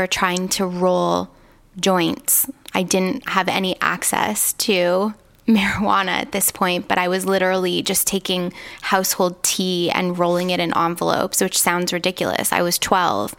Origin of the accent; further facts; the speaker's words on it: Toronto, Ontario, Canada; I was raised in Toronto